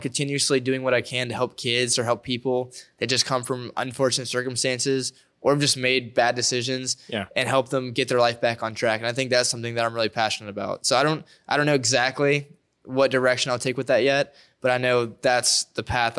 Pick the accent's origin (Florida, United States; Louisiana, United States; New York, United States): Louisiana, United States; Denham Springs; I'm around the area. I'm from Denham.